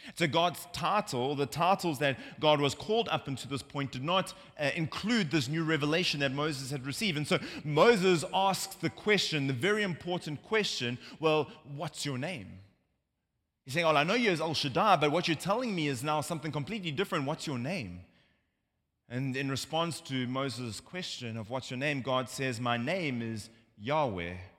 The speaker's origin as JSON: {"language": "English", "country": "South Africa", "moved": "yes", "lives_now": "United States", "said": "as you can hear from my accent, uh, we're not from America. Uh, we're from South Africa"}